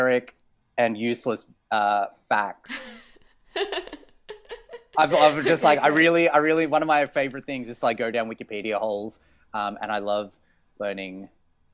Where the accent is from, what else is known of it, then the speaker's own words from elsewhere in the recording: Australia; accent: honking; moved away as an adult; As you can probably hear from my honking accent, I'm from Australia. I moved here just a little over 3 years ago.